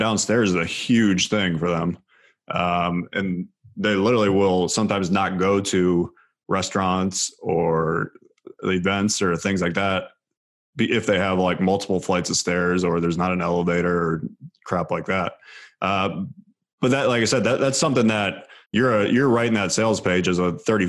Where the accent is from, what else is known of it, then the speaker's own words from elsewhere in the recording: near Cleveland, Ohio, United States; I was a huge Cleveland Cavs fan because I grew up right near Cleveland